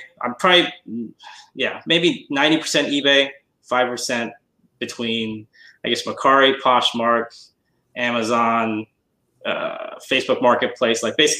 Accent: London, United Kingdom; moved away as an adult; now in Bay Area, United States; I moved from London to the Bay Area in 89.

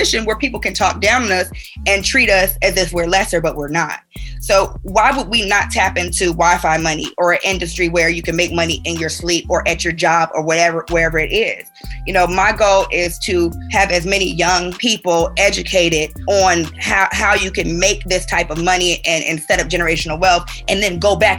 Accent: Chicago, Illinois, United States; born or raised there; moved away; also born or lived in Atlanta

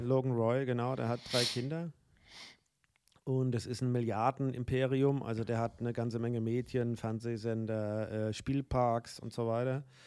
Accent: Guntersblum, Rhineland-Palatinate, Germany; meine Heimat

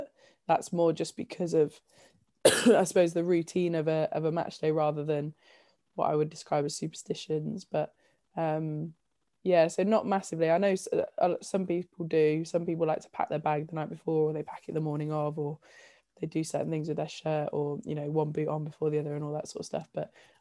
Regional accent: Leicestershire, East Midlands, United Kingdom; growing up in Leicestershire and still having loads of my family here

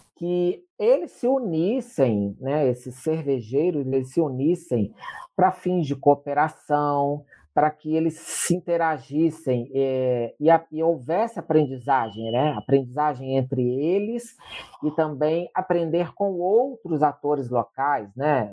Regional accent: Juiz de Fora, Minas Gerais, Brazil; eu sou da cidade de Juiz de Fora

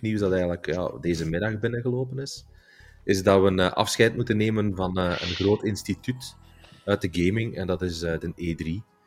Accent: Belgium

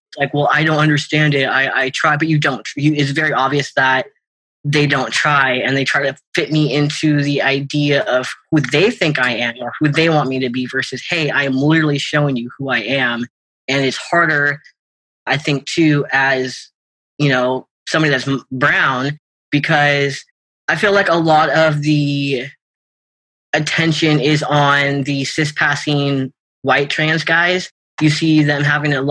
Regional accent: Washington, United States; I grew up in Washington. I grew up about half an hour south of Seattle.

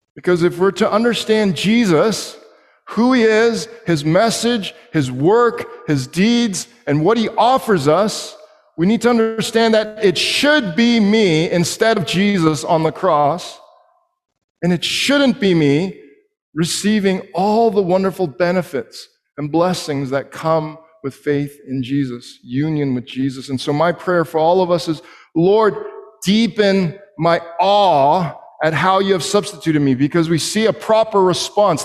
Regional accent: Canada

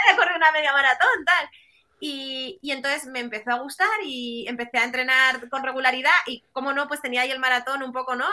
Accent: Bilbao, Basque Country, Spain; yo soy de Bilbao

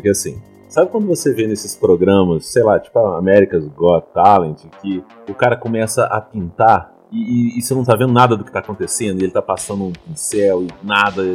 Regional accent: Minas Gerais, Brazil; accent: mineiro; o meu desafio era tirar totalmente o sotaque mineiro

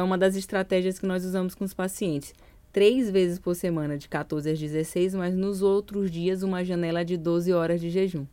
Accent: São Luís, Maranhão, Brazil; moved away; eu sou de São Luís

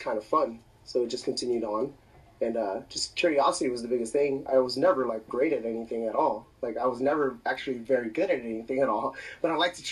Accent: Gardena, California, United States; also born or lived in Torrance / Compton; Gardena all the way until fucking high school.

